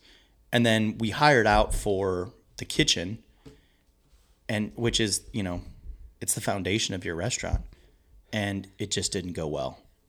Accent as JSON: {"language": "English", "town": "Maryland Heights", "region": "Missouri", "country": "United States", "said": "I mean, I'm from Maryland Heights. When me and my wife got married, I wanted to live in St. Louis County."}